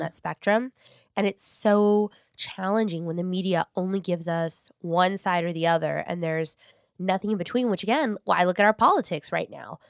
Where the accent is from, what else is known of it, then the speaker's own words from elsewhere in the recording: Long Beach, California, United States; I grew up in North Long Beach, like, Paramount.